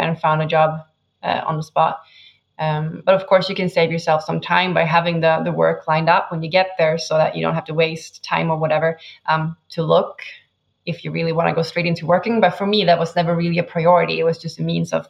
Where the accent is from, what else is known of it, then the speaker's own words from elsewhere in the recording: northern Sweden, Sweden; moved away as an adult; I'm from Sweden